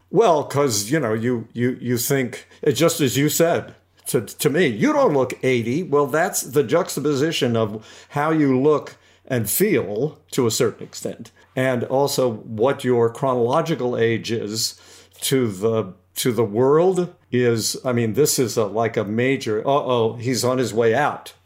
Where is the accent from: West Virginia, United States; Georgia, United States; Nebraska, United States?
West Virginia, United States; Beckley; my dad started a, owned a restaurant in a, in a coal mining town in West Virginia, uh, called Beckley, West Virginia. And so I grew up